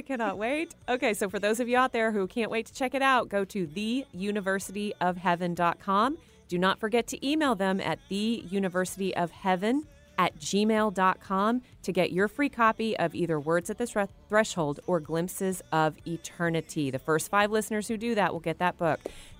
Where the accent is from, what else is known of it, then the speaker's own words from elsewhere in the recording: Texas, United States; growing up in Texas